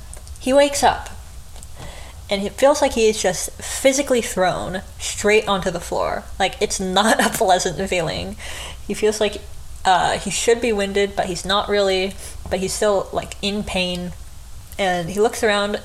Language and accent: English; United States; I'm American